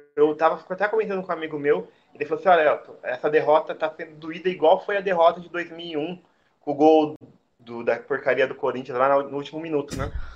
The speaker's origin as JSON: {"language": "Portuguese", "town": "Santo André", "region": "São Paulo", "country": "Brazil", "said": "eu sou paulista do ABC, sou, sou andrense. Hum sou andrense, lá, nasci lá em Santo André"}